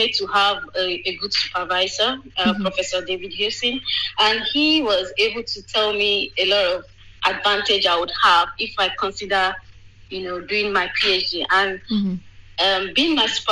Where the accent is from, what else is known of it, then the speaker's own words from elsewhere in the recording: Nigeria; moved away as an adult; now in United Kingdom; before I moved away from Nigeria